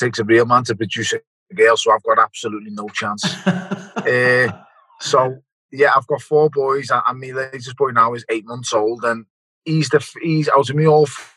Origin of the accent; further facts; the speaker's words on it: Liverpool, North West England, United Kingdom; also born or lived in Toxteth, Liverpool; I was born in Toxteth and raised in Wavertree